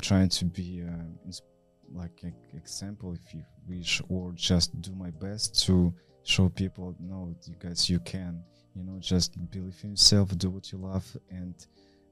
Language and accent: English; Vladivostok, Primorsky Krai, Russia; moved away as an adult; also born or lived in Moscow; I was grew up in Vladivostok City